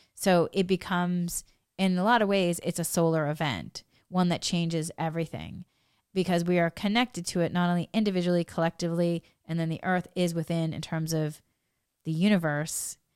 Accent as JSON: {"language": "English", "area": "New England", "region": "Massachusetts", "country": "United States", "said": "I come from New England, Massachusetts"}